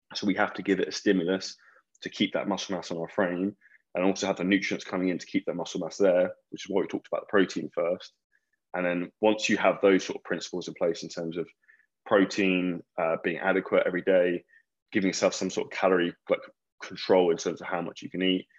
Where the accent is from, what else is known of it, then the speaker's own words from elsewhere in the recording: Scotland, United Kingdom; I'm from Scotland